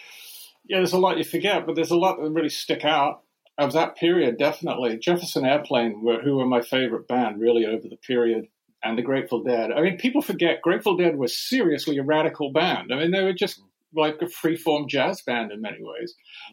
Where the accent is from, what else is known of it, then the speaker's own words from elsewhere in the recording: Sydney, New South Wales, Australia; born there; I was born in Sydney, Australia.